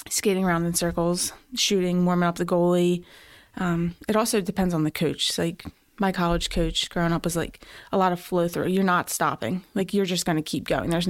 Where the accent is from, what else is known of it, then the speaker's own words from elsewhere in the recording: Philadelphia, Pennsylvania, United States; Northeast Philly.